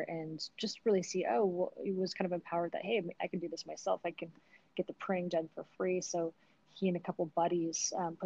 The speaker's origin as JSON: {"language": "English", "region": "Utah", "country": "United States", "tie": "born or raised there", "said": "growing up in Utah, it was a very different place than where it was today."}